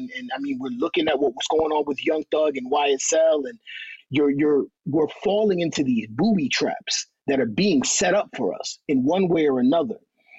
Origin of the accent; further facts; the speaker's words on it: New York, United States; I used to want to rap like Brooklyn Rappers. I'm from Uptown.